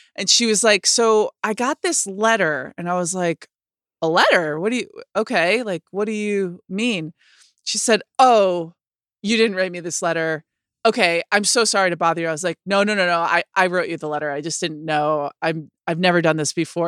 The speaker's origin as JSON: {"language": "English", "town": "Rochester", "region": "New York", "country": "United States", "tie": "born or raised there", "said": "in my city growing up in Rochester, New York"}